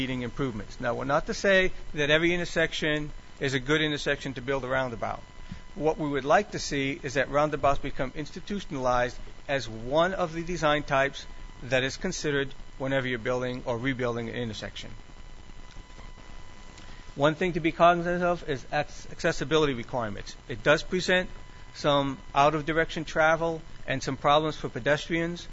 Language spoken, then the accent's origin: English; New England, United States; now in Maryland, United States; I grew up in New England where we had rotaries back from the 50s